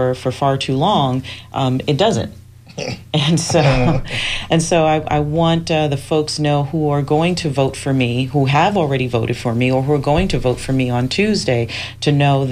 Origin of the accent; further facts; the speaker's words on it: New York City, New York, United States; now in Tampa, United States; I am originally from the Bronx, New York. I'm a city girl from the hood